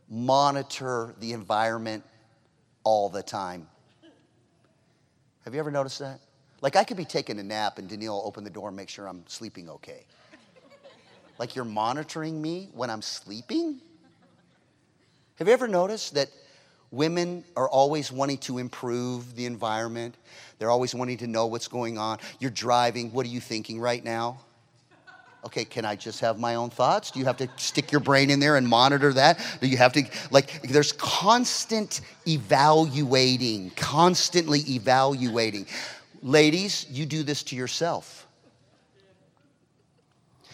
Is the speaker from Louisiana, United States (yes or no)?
no; California, United States; I'm obviously from California.